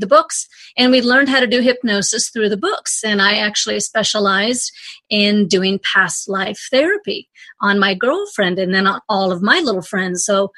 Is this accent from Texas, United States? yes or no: no; Anchorage, Alaska, United States; The story is I grew up in Anchorage, Alaska, and I was always just a little bit more different than my friends and my family.